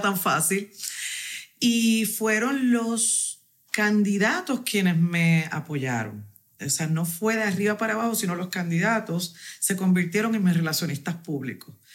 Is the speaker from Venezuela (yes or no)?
no; Corozal, Puerto Rico; soy de Corozal, del barrio negro de Corozal